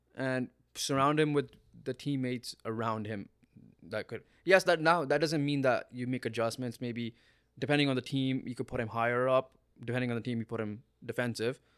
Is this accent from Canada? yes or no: yes; Canada; we're Canadian